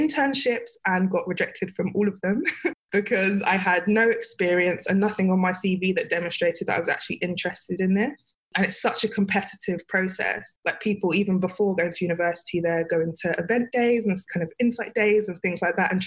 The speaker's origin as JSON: {"language": "English", "region": "London", "country": "United Kingdom", "tie": "born or raised there", "also_born_or_lived": "Sheffield", "said": "I grew up in Peckham / Nunhead"}